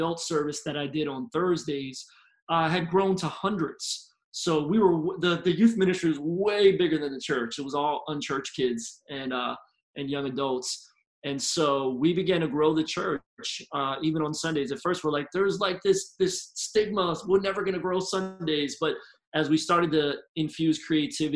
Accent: Philadelphia, Pennsylvania, United States; moved away as an adult; now in Tampa, United States; I'm originally from Philly, grew up as a PK

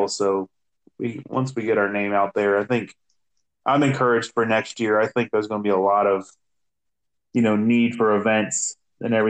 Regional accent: Cincinnati, Ohio, United States; moved away as an adult; now in Cleveland, United States; I'm from Cincinnati

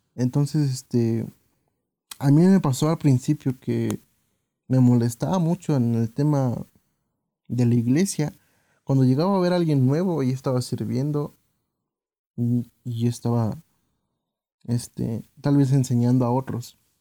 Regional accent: Mexico; como mexicanos

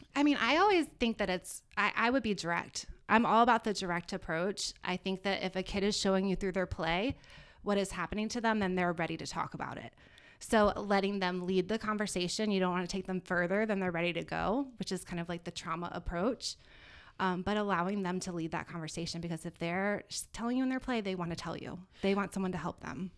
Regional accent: Virginia Beach, Virginia, United States; moved away as an adult; now in South Florida, United States; I'm originally from Virginia Beach, Virginia

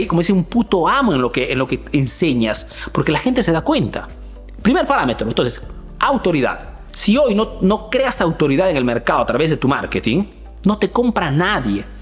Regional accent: Peru; now in Milan, Italy; soy un emprendedor peruano que vive hace negocios en Italia

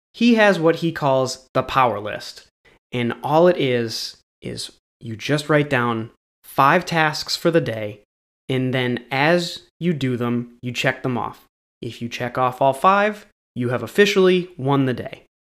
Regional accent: New England, United States; I'm from New England

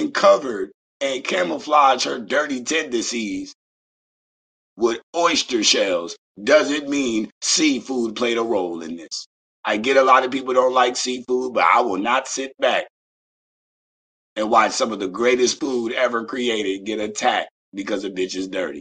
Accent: Beaufort, South Carolina, United States; I am from the South. Shout out to Beaufort, South Carolina.

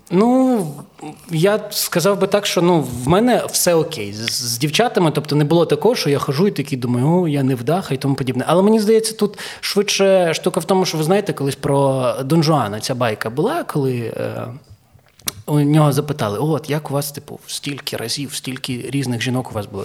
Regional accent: Zhytomyr, Zhytomyr Oblast, Ukraine; first language Ukrainian; в дворі в Житомирі, я з Житомира

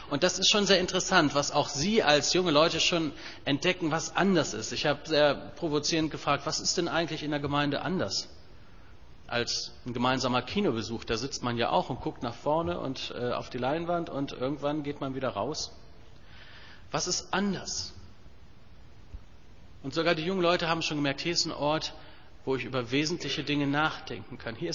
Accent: Germany; Da bin ich als Deutscher aber doch so geprägt, Küche und Kühlschrank ist kein Thema. In den USA ist das ganz anders.

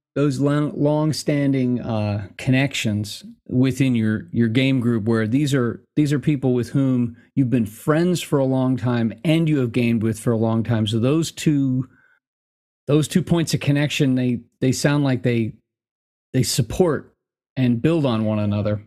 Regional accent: United States; being American is 'cause we're all mutts here

